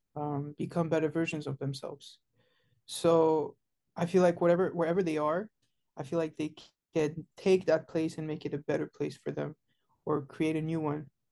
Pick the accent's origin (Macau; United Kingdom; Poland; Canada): Canada; Montreal, Quebec; I was born and raised in Montreal, Canada